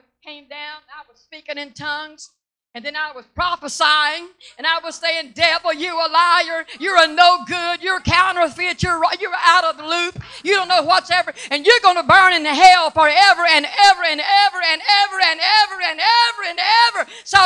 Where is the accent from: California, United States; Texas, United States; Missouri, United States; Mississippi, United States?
Mississippi, United States; moved away; I was born and reared in Mississippi. I'm not ashamed of that. That's my roots.